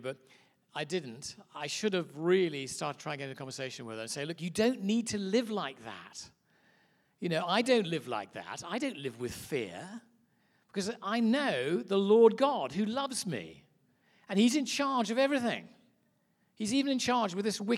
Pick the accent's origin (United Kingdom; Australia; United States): United Kingdom; England; As you can hear by my accent, I'm obviously from a little place called Mud Island, which is England